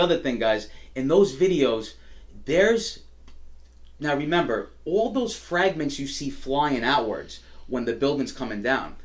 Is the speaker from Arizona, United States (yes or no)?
no; New York City, New York, United States; as an as a New Yorker and an American